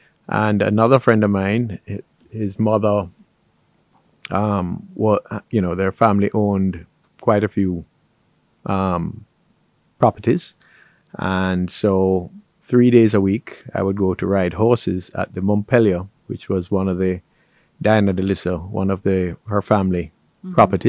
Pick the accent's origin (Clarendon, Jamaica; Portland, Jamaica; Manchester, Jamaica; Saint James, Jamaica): Saint James, Jamaica; Montego Bay; So Montego Bay has always been a tourism-centric. It was a town and it's become a city.